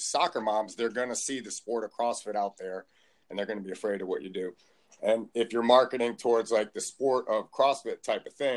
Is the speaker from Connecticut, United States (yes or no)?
yes; Connecticut, United States; I grew up in Connecticut